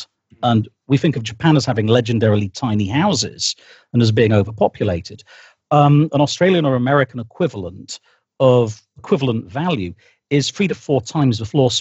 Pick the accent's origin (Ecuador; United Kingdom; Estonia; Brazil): United Kingdom; I am British, I live here.